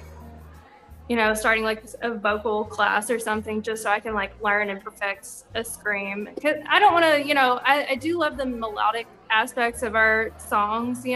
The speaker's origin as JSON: {"language": "English", "town": "Little Rock", "region": "Arkansas", "country": "United States", "said": "we're from Arkansas, I'm from Little Rock"}